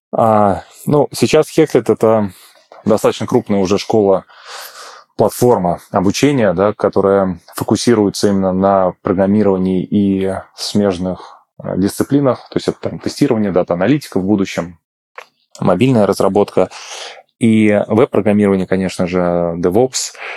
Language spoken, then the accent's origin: Russian; Ulyanovsk, Ulyanovsk Oblast, Russia; moved away as an adult; also born or lived in Moscow; я переехал из Москвы обратно к себе домой в Ульяновск